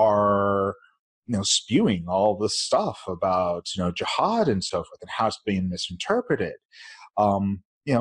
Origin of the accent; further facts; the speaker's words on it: Utah, United States; growing up in Utah here, the predominant faith is Mormonism.